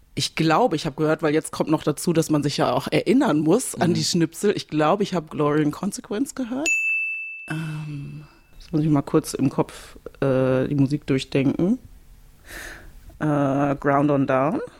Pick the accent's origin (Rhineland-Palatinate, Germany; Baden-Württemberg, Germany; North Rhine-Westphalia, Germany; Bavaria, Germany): North Rhine-Westphalia, Germany; Bielefeld; now in Cologne, Germany; Bielefeld ist meine Heimatstadt